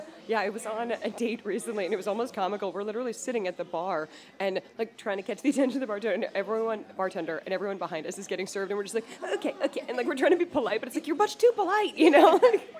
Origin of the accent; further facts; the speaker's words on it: Weston, Massachusetts, United States; moved away as an adult; now in New York, United States; I grew up just outside of Boston in Weston, Massachusetts.